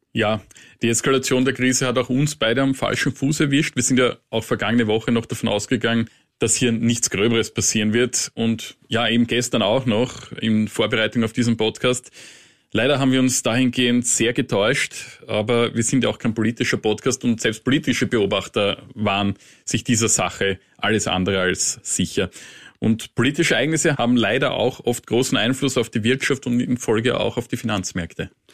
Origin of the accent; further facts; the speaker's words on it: Austria; als kleiner österreichischer Journalist